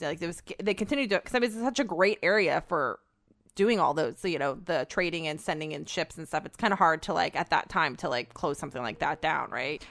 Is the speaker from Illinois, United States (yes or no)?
no; Petaluma, California, United States; my hometown of Petaluma, California